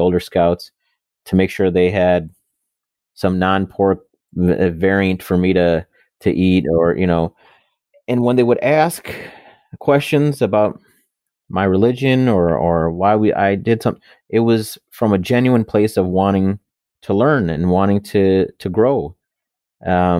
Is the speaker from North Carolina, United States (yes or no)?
no; Wisconsin, United States; also born or lived in Buffalo, New York; I grew up in Wisconsin in, you know, the 80s and 90s